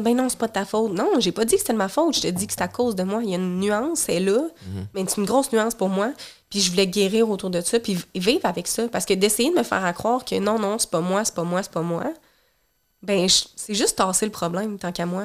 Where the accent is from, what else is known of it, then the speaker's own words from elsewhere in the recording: Rivière-du-Loup, Quebec, Canada; moved away; la ville d'où je viens, dans le coin de Rivière-du-Loup